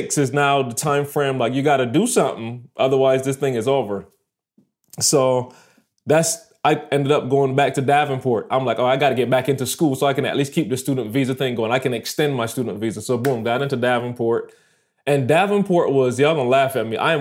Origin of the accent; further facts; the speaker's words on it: Barbados; moved away as an adult; also born or lived in Michigan; I'm a student from Barbados